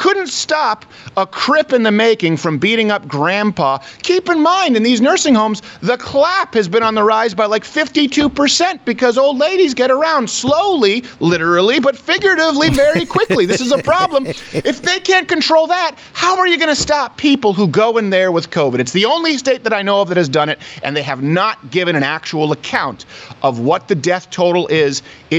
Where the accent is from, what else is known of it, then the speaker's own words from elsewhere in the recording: Detroit, Michigan, United States; moved away; I'm from Michigan. I was born in Detroit. I lived there for years. We only recently moved away from Michigan.